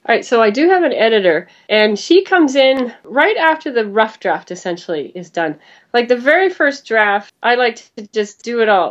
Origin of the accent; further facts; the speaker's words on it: Vancouver, British Columbia, Canada; moved away as an adult; also born or lived in New York City; I'm from Vancouver, Canada